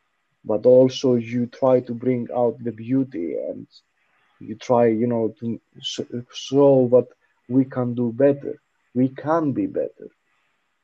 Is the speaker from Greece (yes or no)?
yes; Greece; we come from Greece